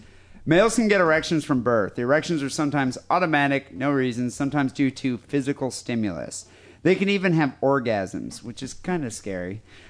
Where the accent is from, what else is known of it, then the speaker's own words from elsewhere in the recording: Perth, Western Australia, Australia; Greetings from Perth. … I am from Perth, Western Australia.